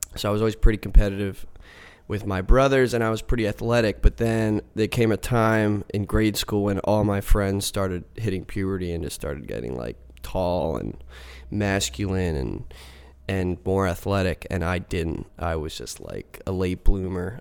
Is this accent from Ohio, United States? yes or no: no; Mechanicsburg, Pennsylvania, United States; also born or lived in Savannah / Philadelphia; grew up in central Pennsylvania.